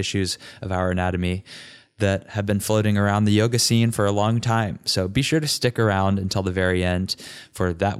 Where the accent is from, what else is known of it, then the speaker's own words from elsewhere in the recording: Richmond, Virginia, United States; my hometown of Richmond, Virginia